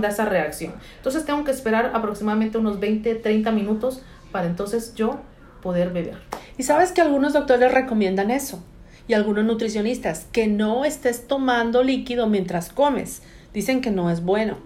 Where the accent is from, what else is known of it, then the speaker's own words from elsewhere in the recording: California, United States; moved away as an adult; now in Atlanta, United States; nací en California, em, vivíamos allá con mi madre.